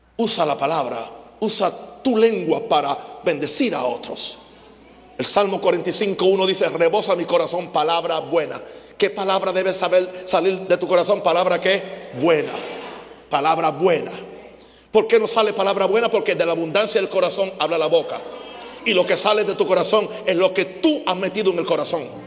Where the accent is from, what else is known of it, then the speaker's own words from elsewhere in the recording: Naguabo, Puerto Rico; Empecé a enseñar en una escuela secundaria en Nahuabo, el pueblo donde yo nací.